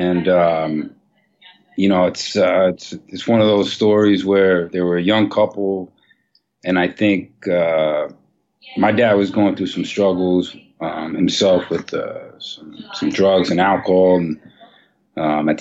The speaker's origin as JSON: {"language": "English", "town": "New York City", "region": "New York", "country": "United States", "tie": "born or raised there", "said": "I actually grew up on 135th Street and Broadway in Manhattan"}